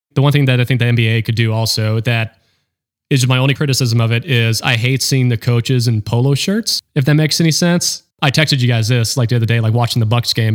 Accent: North Carolina, United States; also born or lived in Florida; I claim I'm from North Carolina

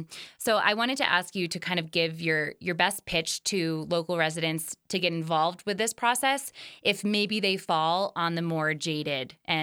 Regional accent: Cooperstown, New York, United States; now in Jackson, United States; I'm also from a tourist destination myself. I'm from Cooperstown, New York, which has a different situation than Jackson, but they are both small towns and get insanely crowded in the summer.

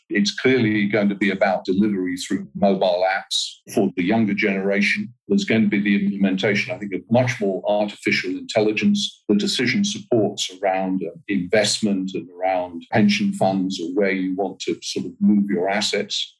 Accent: United Kingdom; moved away as an adult; also born or lived in Southeast Asia; now in Kuala Lumpur, Malaysia; I'm from the UK originally, but I haven't lived in the UK for now close on 30 years.

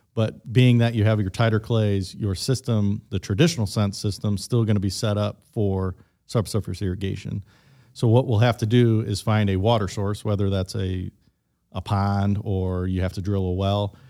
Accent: Midwest, United States; I am from the Midwest

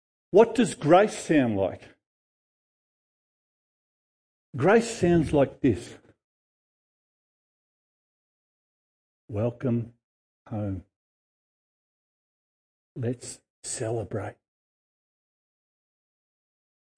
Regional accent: Noble Park, Victoria, Australia; I grew up in Noble Street, Noble Park

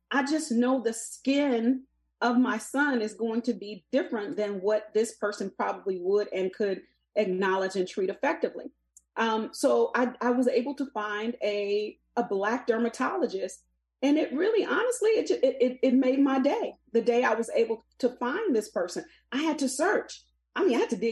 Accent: the South, United States; a person growing up in the South

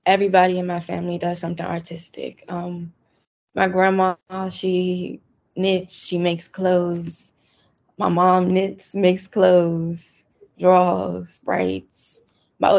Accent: Washington, District of Columbia, United States; I grew up in Northeast.

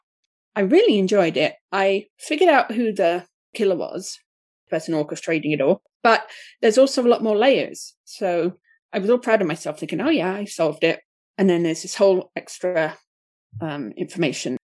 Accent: Watford, East of England, United Kingdom; Watford, which is my team from my hometown

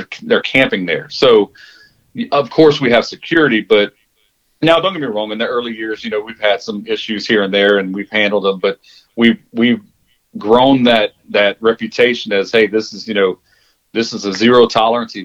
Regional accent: Jennings, Louisiana, United States; moved away as an adult; now in Humble, United States; that's my hometown

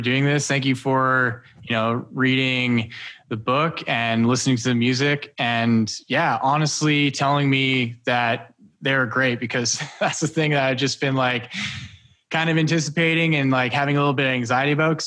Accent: Alberta, Canada; I grew up in Alberta

